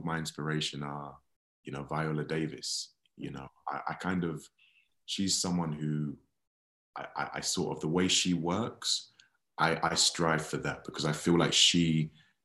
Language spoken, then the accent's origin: English; London, United Kingdom; I grew up in West Croydon on a council estate